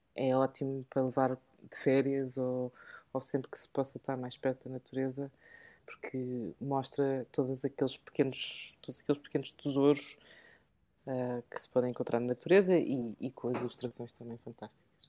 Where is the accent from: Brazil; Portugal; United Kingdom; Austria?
United Kingdom; England; moved away; falo português fluentemente, mas sou mais inglesa do que portuguesa. E então, porque eu cresci em Inglaterra